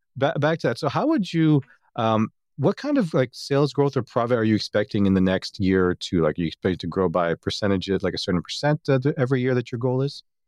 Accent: Toronto, Ontario, Canada; since I'm from Toronto

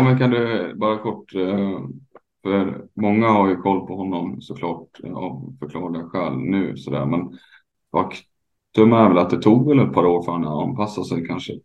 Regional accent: Hälsingland, Gävleborg County, Sweden; moved away; also born or lived in Dalarna; jag är ju uppvuxen själv i Hälsingland och bott i Dalarna ganska mycket.

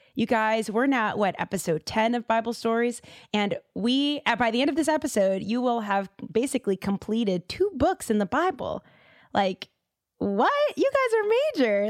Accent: Boston, Massachusetts, United States; I'm from Boston

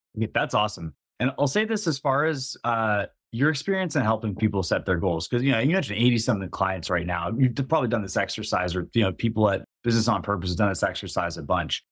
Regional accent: East Coast, United States; I grew up on the East Coast

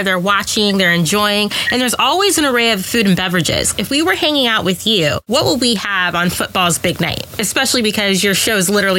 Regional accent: Midwest, United States; I'm from the Midwest

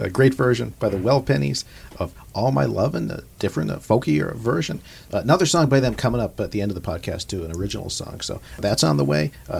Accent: Austin, Texas, United States; now in New York, United States; Austin, my hometown

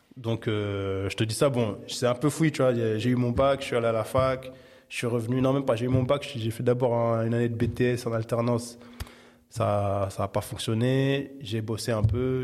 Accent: Paris, Île-de-France, France; now in Saint-Denis, France; J'ai grandi, alors je suis né à Paris dans le treizième, jusqu'à il y a trois ans maintenant où je vis à Saint-Denis. Mais j'ai, j'ai principalement vécu dans le treizième arrondissement de Paris.

